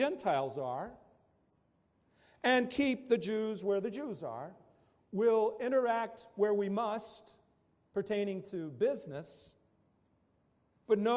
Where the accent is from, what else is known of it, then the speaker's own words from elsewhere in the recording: West Virginia, United States; I grew up in West Virginia.